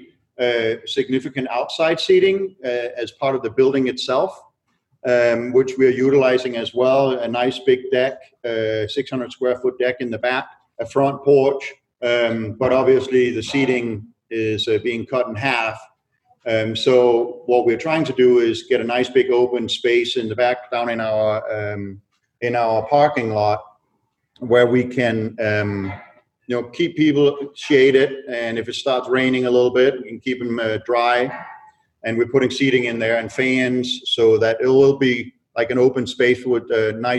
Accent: Denmark; moved away; I'm born and raised in Denmark.

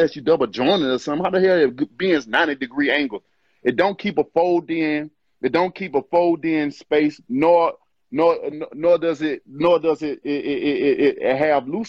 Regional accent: Alabama, United States; I'm from Alabama

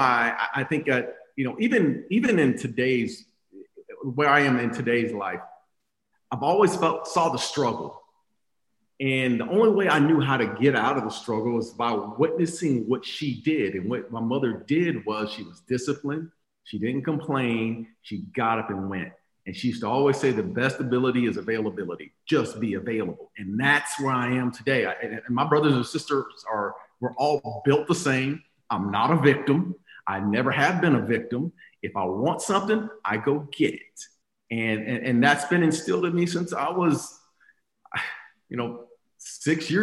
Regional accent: Phoenix, Arizona, United States; I grew up in Phoenix, Arizona, on the west side of Phoenix, born and raised

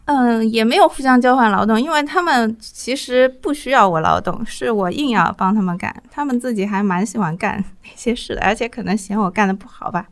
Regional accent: Shanghai, China; also born or lived in Zhaoqiao Village, Pudong, Shanghai; 因为我小时候是住在上海市区的

